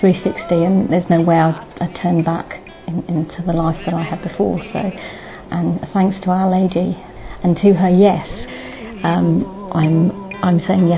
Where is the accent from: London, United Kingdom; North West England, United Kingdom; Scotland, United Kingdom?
London, United Kingdom; I'm from London.